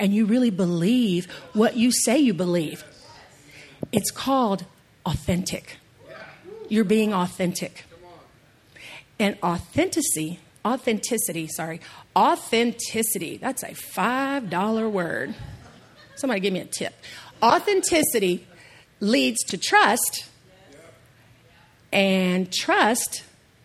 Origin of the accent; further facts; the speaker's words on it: East Texas, United States; I say salmon because I'm from East Texas